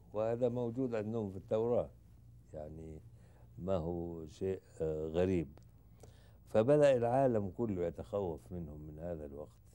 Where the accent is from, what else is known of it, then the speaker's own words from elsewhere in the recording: Egypt; انا مصري